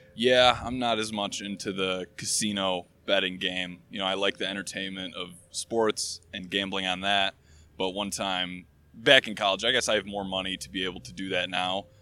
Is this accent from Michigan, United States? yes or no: yes; Michigan, United States; now in Chicago, United States; I'm from Michigan originally, uh, and I live in Chicago right now